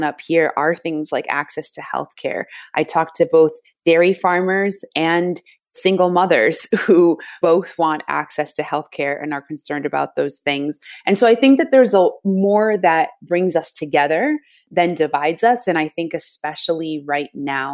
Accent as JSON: {"language": "English", "town": "Rochester", "region": "New York", "country": "United States", "tie": "born or raised there", "said": "I was born and raised here in Rochester, New York"}